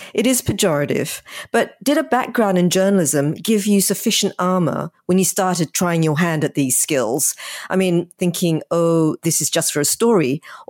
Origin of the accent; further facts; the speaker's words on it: Australia; I'm from Australia